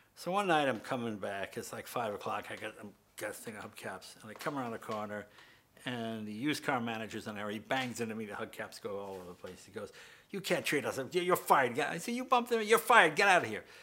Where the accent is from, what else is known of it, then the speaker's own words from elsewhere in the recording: Andover, Massachusetts, United States; we're from Andover